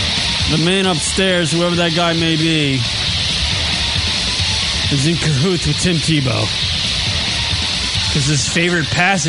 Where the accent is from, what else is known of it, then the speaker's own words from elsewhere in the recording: New York, United States; I'm from New York.